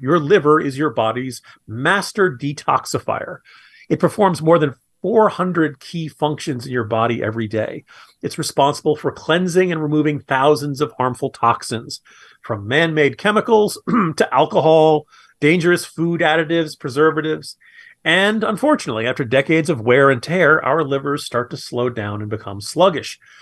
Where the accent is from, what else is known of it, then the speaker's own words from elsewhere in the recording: Virginia, United States; my home state of Virginia